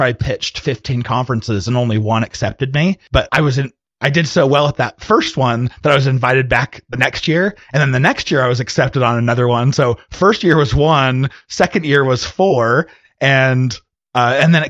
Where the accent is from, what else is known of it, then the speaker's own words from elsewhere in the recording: Arizona, United States; moved away as an adult; now in Utah, United States; I'm originally from Arizona, but when I left Arizona, I went to go serve a mission for my church and then went to college afterwards